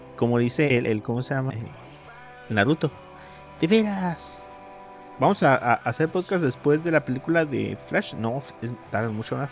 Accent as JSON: {"language": "Spanish", "country": "Mexico"}